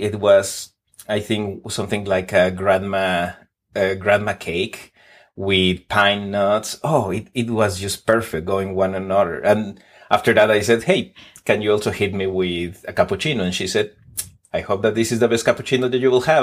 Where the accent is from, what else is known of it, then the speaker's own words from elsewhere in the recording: Mexico City, Mexico; English is a second language; moved away as an adult; now in Texas, United States; I was born in Mexico City, traveled around on my twenties, then relocated to the United States on my thirties